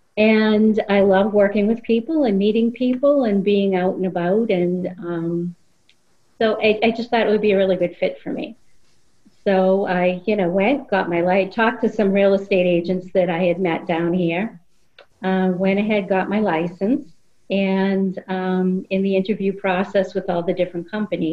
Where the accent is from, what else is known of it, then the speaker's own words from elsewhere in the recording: Boston, Massachusetts, United States; moved away as an adult; now in Florida, United States; I was from Boston. I was living in Boston at the time, born and raised, and spent my whole life there.